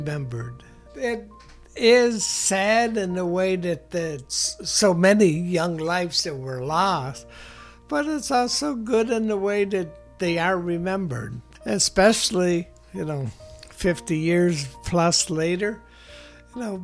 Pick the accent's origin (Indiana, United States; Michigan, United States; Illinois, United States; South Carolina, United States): Illinois, United States; Harvey; growing up in Harvey, you know, there were 10 people from Harvey